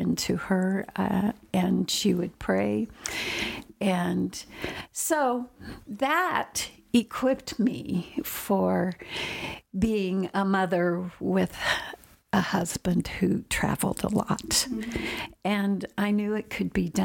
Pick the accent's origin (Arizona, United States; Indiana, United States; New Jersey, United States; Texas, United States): Indiana, United States; also born or lived in Oregon; we moved from Oregon to Indiana when I was going into the fifth grade